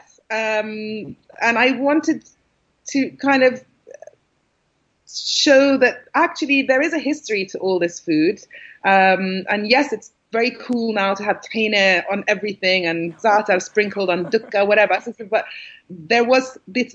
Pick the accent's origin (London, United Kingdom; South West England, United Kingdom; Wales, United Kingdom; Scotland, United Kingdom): London, United Kingdom; also born or lived in Syria; I'm British. And I live in England, and I've lived in London all my life